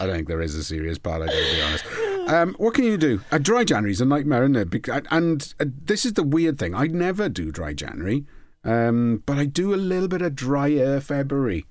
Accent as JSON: {"language": "English", "town": "Port Talbot", "region": "Wales", "country": "United Kingdom", "said": "I'm from Port Talbot"}